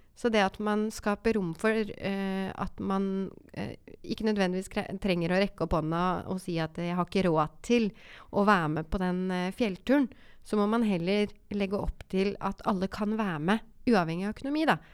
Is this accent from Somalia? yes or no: no; Oslo, Norway; Jeg vokste opp eh, på Romsås